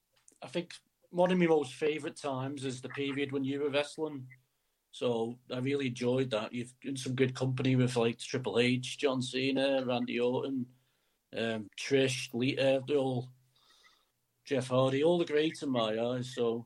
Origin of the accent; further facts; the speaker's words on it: Isle of Man; I'm from the place called the Isle of Man. You ever heard of it?